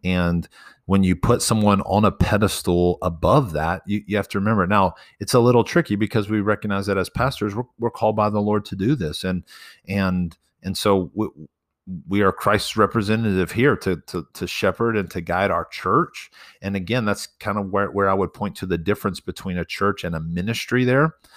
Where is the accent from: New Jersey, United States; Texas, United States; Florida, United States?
Texas, United States; Texas Panhandle, United States; I'm from the Panhandle